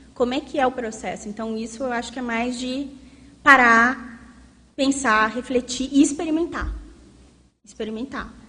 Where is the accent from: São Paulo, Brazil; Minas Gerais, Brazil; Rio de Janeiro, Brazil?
Minas Gerais, Brazil; south of; um contexto bem do sul de Minas, assim, bem interior, que é de onde eu venho